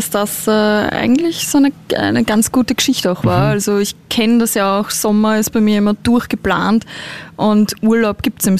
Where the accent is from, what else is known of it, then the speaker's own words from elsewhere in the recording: Vienna, Austria; ich bin ja auch Wienerin und wir Wiener äh, sprechen ja auch gern mal schlampig.